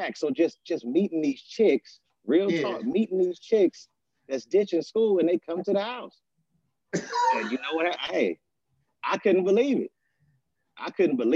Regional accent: Inglewood, California, United States; also born or lived in Oakland / Gardena; Inglewood is where I'm from

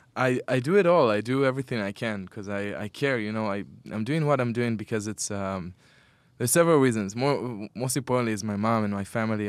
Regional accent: Petah Tikva, Central District, Israel; now in Tel Aviv, Israel; I grew up in Petakhtikva

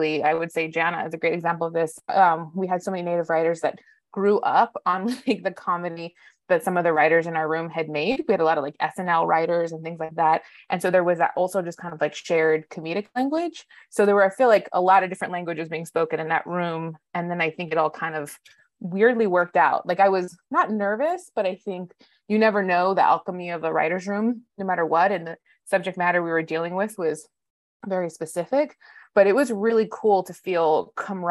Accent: Tucson, Arizona, United States; moved away; I grew up in Tucson, Arizona

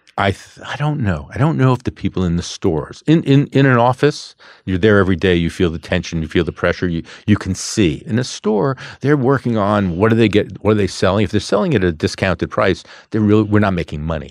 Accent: New York City, New York, United States; also born or lived in Queens; we were a lower middle class family growing up in Brooklyn, second generation

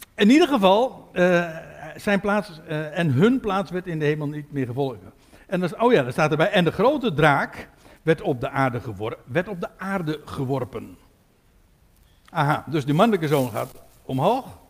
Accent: Katwijk, South Holland, Netherlands; ik kom uit Katwijk

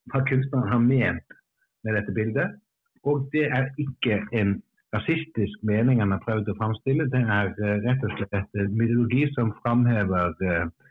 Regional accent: Stavanger, Rogaland, Norway; now in Bergen, Norway; jeg, jeg, er jo ikke innfødt bergenser, jeg kommer fra Stavanger og har bodd her bare siden roughly

